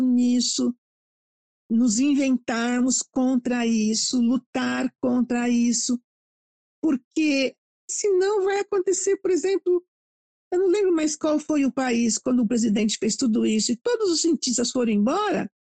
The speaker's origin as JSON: {"language": "Portuguese", "country": "Brazil", "also_born_or_lived": "England", "said": "Adoro o Brasil, adoro a minha terra, adoro minha comida"}